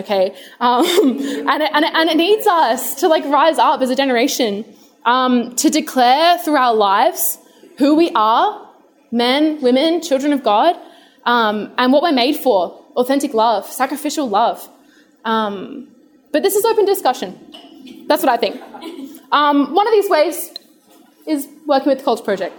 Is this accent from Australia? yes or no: yes; Adelaide, South Australia, Australia; I grew up in Adelaide